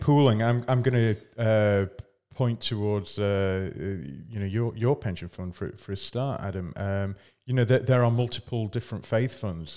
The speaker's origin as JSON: {"language": "English", "region": "Scotland", "country": "United Kingdom", "said": "I'm from Scotland."}